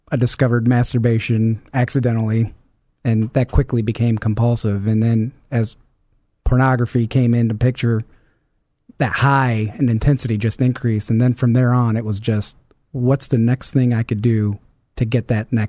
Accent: Hobart, Indiana, United States; Uh, Hobart, Indiana.

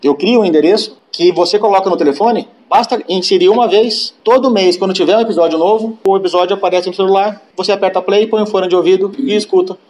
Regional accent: São Paulo, Brazil; Eu sou de São Paulo, criado aqui, cresci indo para fazenda

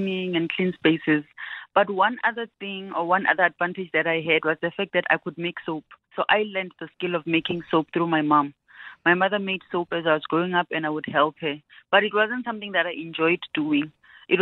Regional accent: Venda, Limpopo, South Africa; moved away as an adult; now in Gauteng, South Africa; I'm born and bred in Venda. Came to Gauteng to further my studies

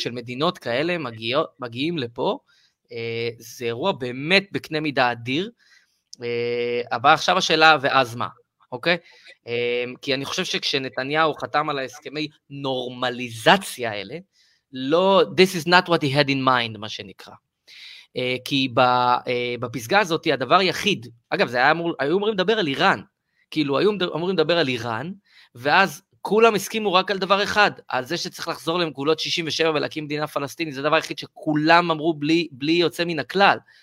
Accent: Israel

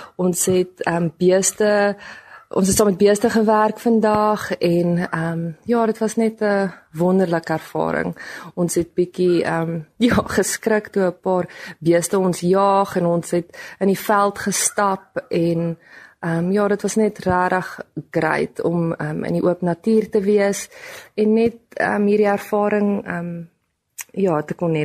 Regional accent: Bloemfontein, Free State, South Africa; ek is van Bloemfontein

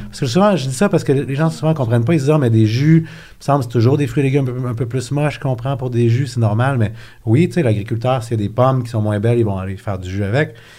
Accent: Quebec, Canada; also born or lived in Acton Vale; j'ai grandi à Québec, j'ai fait mon cégep là-bas

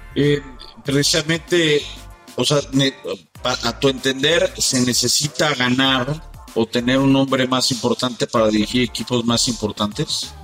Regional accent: Mexico

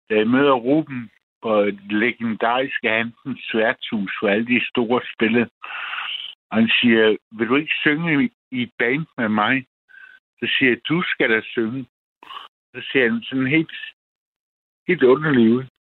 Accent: Vissenbjerg, Southern Denmark, Denmark; I mit barndomshjem. En stor øh, gammel tyrestation i Vissenbjerg på Fyn

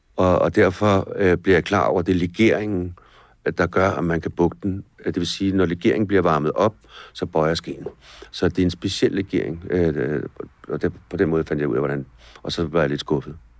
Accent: Denmark; når vi sidder her hjemme i Danmark

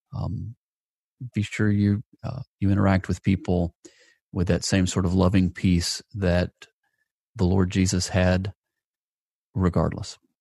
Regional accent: Atlanta, Georgia, United States; my hometown of, of Atlanta, Georgia

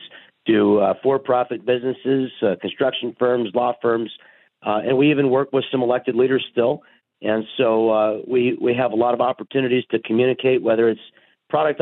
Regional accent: Kansas, United States; moved away as an adult; also born or lived in Washington, D.C.; now in Vista, United States; I grew up in Kansas

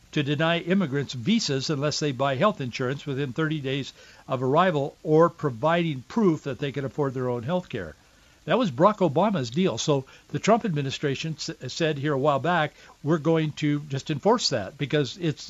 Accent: Yakima, Washington, United States; I grew up in central Washington, born in Yakima, Washington. I grew up in Yakima and Yakima Valley

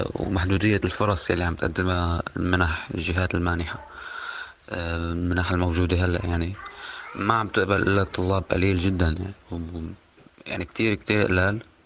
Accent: Syria; now in Lebanon; أنا طالب سوري بجامعة الجنان

